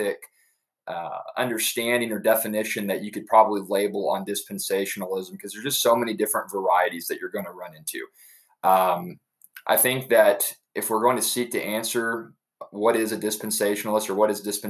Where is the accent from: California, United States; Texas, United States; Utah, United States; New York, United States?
Texas, United States; Dallas; also born or lived in Amarillo, Texas; now in Edna, United States; I'm a native Texan. I was born in Amarillo, raised in Dallas, Fort Worth, and have been here literally my entire life